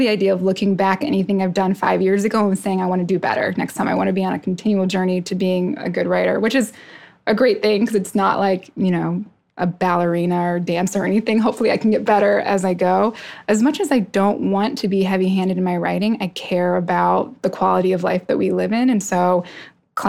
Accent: Tucson, Arizona, United States; also born or lived in New York City / Arkansas / Iowa; now in Philadelphia, United States; I grew up in Tucson, Arizona, which is a great place

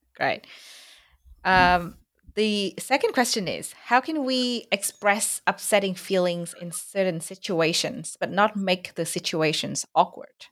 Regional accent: Vietnam; accent: Vietnamese; first language Vietnamese; English is a second language; my mother tongue Vietnamese

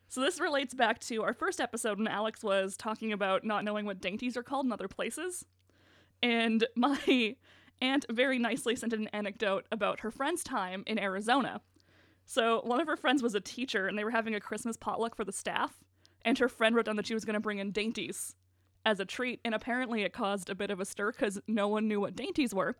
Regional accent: Morris, Manitoba, Canada; I grew up in Morris.

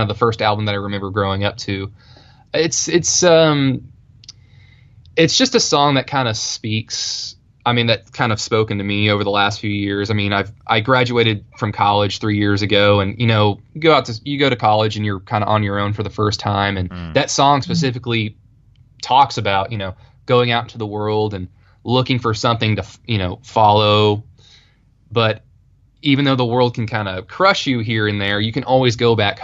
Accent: Oklahoma, United States; accent: Oklahoma

